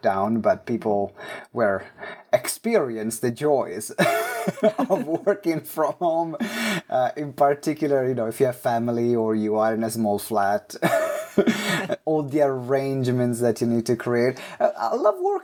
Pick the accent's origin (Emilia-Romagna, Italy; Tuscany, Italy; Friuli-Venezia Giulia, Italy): Emilia-Romagna, Italy; Maranello; accent: Italian; English is a second language; moved away as an adult; now in London, United Kingdom; is a very strong Italian accent. I was born in Italy in a small town called Maranello.